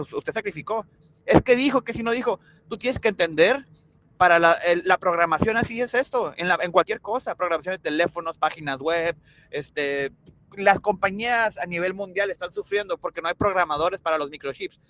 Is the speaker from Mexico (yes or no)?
yes; Mexico; como mexicano